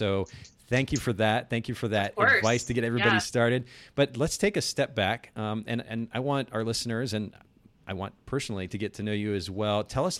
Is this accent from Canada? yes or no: no; Japan; so I grew up in Japan. I spent about 10 years there.